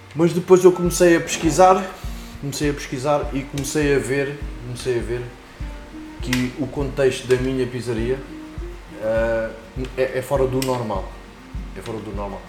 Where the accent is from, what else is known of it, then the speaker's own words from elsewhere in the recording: Lisbon, Portugal; moved away as an adult; now in Margem Sul (Corroios), Portugal; venho de Lisboa, Sim. onde nasci